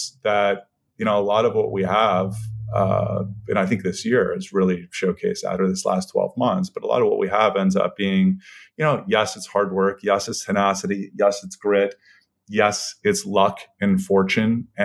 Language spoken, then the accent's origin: English; Columbus, Ohio, United States; also born or lived in Texas; I was born in Texas, but grew up in Columbus, Ohio